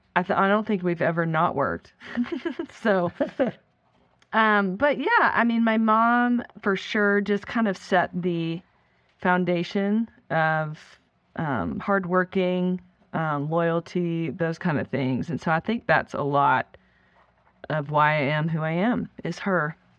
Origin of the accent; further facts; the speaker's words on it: Florida, United States; also born or lived in Canada; we moved actually from Canada to Florida when I was in third grade.